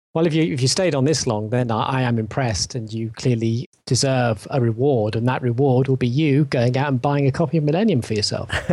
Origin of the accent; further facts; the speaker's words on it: England, United Kingdom; for me as an English person